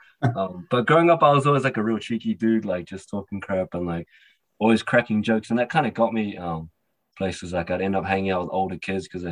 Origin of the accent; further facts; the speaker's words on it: New Zealand; So, I was born in New Zealand. I'm a Kiwi Cantonese young man